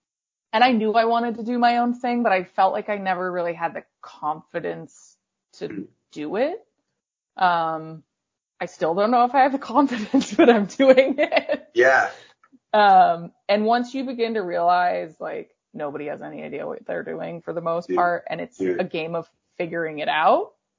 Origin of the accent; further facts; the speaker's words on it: Waterbury, Vermont, United States; also born or lived in Long Island, New York; And then we moved to Waterbury when I was almost 5 from Long Island.